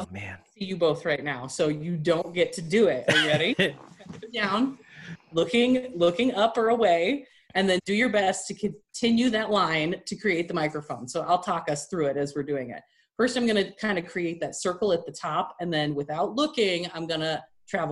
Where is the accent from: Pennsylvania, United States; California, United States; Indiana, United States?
California, United States; moved away as an adult; now in Colorado, United States; I'm originally from California, moved to Colorado about 3 years ago